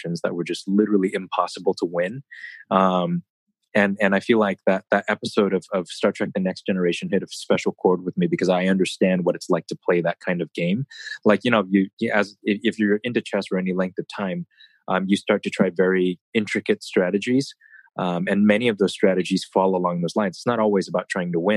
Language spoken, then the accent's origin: English; United States; I'm an American chess player